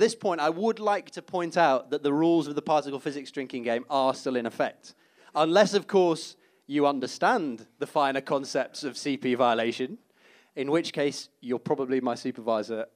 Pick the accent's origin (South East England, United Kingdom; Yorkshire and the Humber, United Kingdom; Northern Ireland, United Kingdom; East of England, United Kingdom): Yorkshire and the Humber, United Kingdom; Leeds; moved away; being a kid growing up in Leeds, actually. That's where I'm from